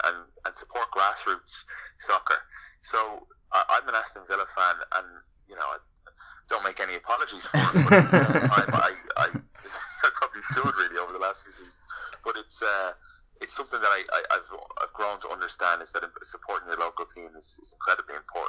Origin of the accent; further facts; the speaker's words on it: Ireland; moved away as an adult; now in United States; growing up in Ireland